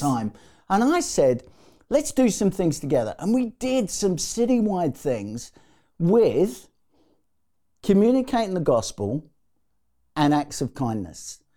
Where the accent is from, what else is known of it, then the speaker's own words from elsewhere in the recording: London, United Kingdom; I was born in the East End of London.